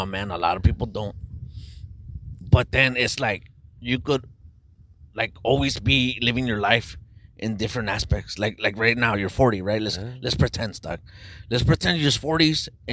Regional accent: Los Angeles, California, United States; I'm from East

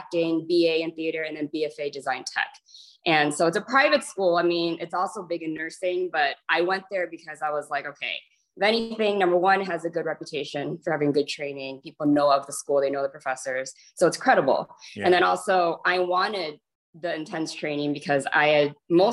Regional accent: Chicago, Illinois, United States; So I was born and raised in Chicago.

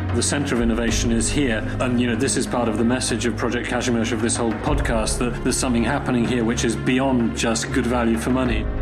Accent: Oxford, South East England, United Kingdom; a child growing up in Oxford, where my father was teaching philosophy as part of PPE

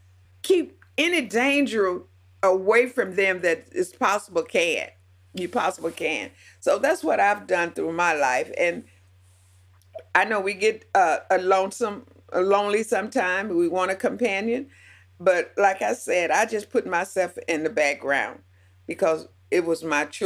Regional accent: the South, United States; Now I'm 70 years old and I grew up in the South, and part of the poor South

